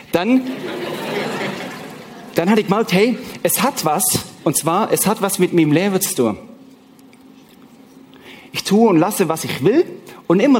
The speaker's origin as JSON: {"language": "German", "country": "Switzerland", "said": "Ihr oder mir als Schweizer haben natürlich den Vorteil, dass wir kein Euro haben."}